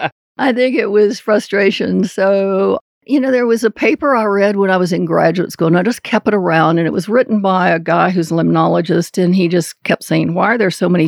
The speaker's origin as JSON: {"language": "English", "region": "Southeast", "country": "United States", "said": "And because I was from the Southeast and really had had no ecology classes"}